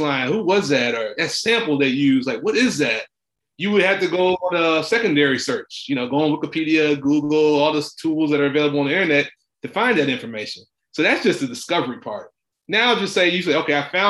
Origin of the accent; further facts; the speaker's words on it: Memphis, Tennessee, United States; growing up in Memphis, Tennessee